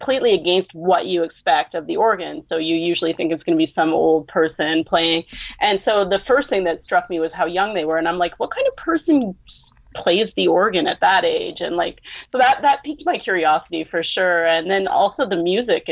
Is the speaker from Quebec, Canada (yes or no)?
yes; Montreal, Quebec, Canada; here in Montreal, which is my hometown